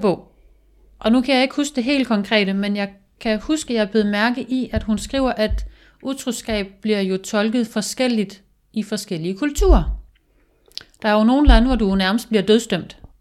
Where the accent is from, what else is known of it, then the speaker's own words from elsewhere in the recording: Denmark; moved away; i mine unge år, da jeg boede hjemme i Jylland